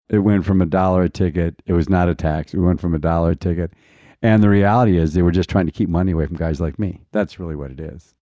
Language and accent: English; Deer Lodge, Montana, United States; moved away; I grew up in Deer Lodge, Montana